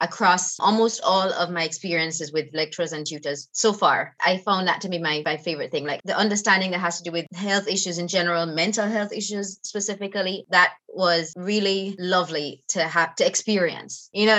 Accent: Jamaica; moved away as an adult; I'm from Jamaica and the time that the climate is so different.

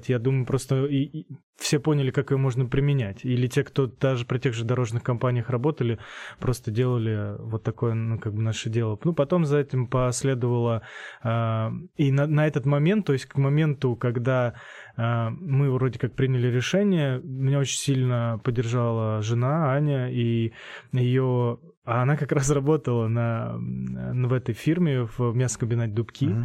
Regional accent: Saratov, Saratov Oblast, Russia; moved away as an adult; now in Voronezh, Russia

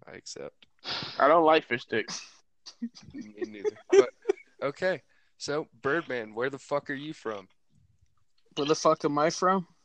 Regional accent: Philadelphia, Pennsylvania, United States; now in Camas, United States; I'm originally from Philadelphia, Pennsylvania. That's where I was born and raised. It's where I claim to be home.

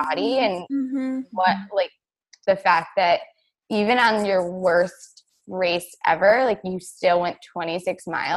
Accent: New York, United States; moved away; I'm from New York, not the city

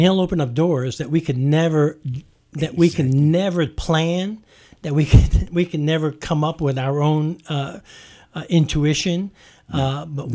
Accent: New York, United States; I'm a New Yorker, so I can get real direct

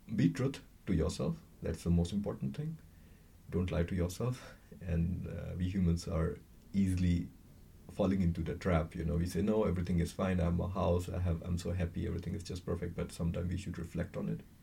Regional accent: India; moved away; I'm from India

